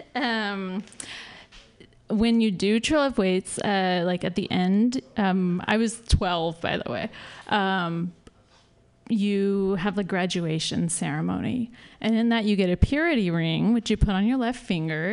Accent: the Bible Belt, the South, United States; moved away as an adult; now in San Francisco, United States; I'm from the Bible Belt.

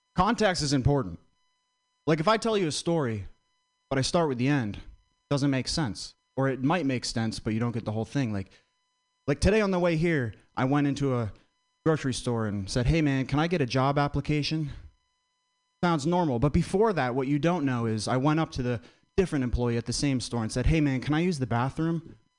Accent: Vermont, United States; I'm from Vermont very white state

